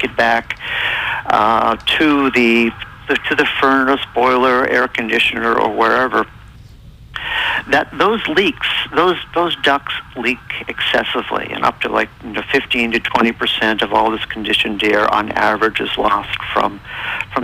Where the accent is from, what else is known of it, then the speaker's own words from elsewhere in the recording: New England, United States; I'm really from New England